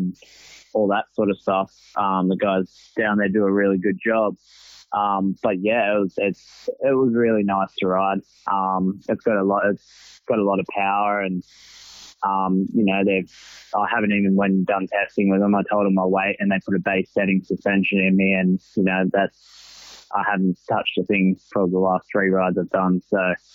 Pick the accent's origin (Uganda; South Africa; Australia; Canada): Australia; Sydney, New South Wales; moved away; I'm originally from Sydney